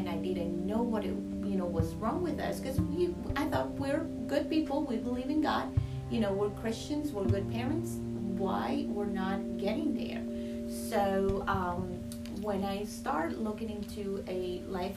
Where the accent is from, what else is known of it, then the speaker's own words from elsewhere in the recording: Colombia; moved away as an adult; now in United States; I'm originally from Colombia, South America, and I moved to the United States back in 2020